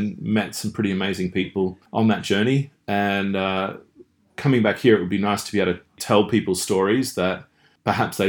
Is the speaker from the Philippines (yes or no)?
no; Gippsland, Victoria, Australia; moved away as an adult; I lived overseas for the last 20 years and moved back to Australia and moved back to my hometown